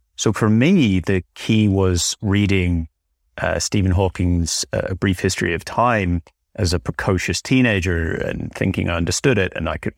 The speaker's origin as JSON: {"language": "English", "region": "Northern Ireland", "country": "United Kingdom", "tie": "born or raised there", "said": "Well, I grew up in Northern Ireland, which maybe, I don't know how obvious that is from my accent these days"}